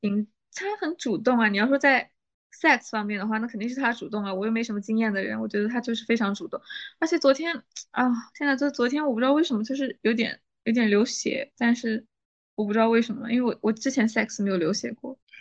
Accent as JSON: {"language": "Chinese", "town": "Nanjing", "region": "Jiangsu", "country": "China", "moved": "as an adult", "lives_now": "Netherlands", "said": "我是江苏南京"}